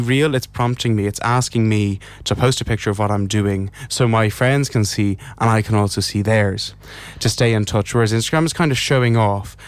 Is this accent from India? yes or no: no; Ireland; as an Irish person